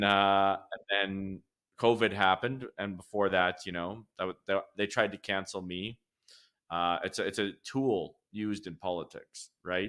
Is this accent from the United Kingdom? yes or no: no; Lacombe, Alberta, Canada; I was born in Lacombe, Alberta, which is a central Alberta town a little bit north of Red Deer